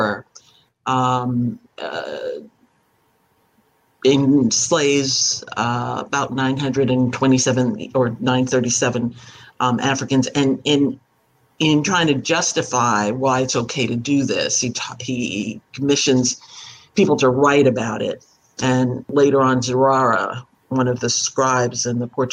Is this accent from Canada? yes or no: no; Panama; I was born in Panama of West Indian parents.